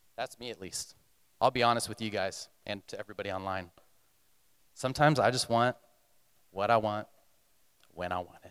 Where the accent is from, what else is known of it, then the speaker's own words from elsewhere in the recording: Texas, United States; moved away; I'm coming from Texas